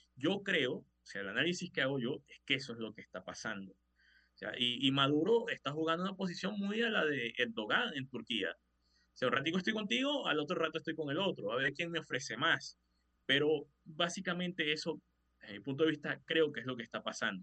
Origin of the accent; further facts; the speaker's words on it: Venezuela; como venezolano